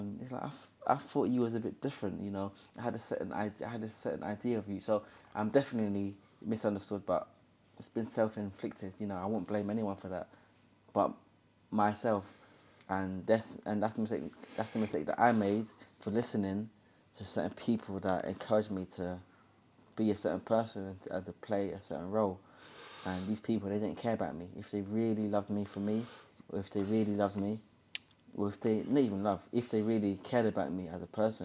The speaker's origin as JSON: {"language": "English", "region": "London", "country": "United Kingdom", "tie": "born or raised there", "said": "I'm from Hackney, that grew up doing drugs and getting in gang violence"}